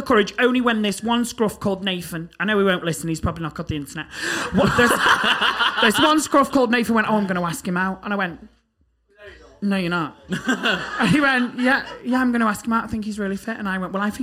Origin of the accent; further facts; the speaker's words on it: Liverpool, North West England, United Kingdom; moved away as an adult; I moved from Liverpool to uni